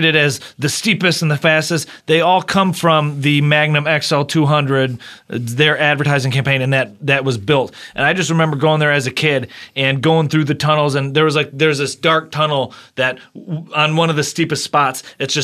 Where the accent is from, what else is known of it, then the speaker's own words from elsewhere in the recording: Michigan, United States; moved away; I'm from Michigan originally